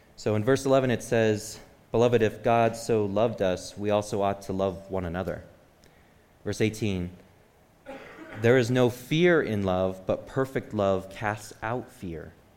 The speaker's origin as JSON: {"language": "English", "region": "Michigan", "country": "United States", "said": "I'm from Michigan."}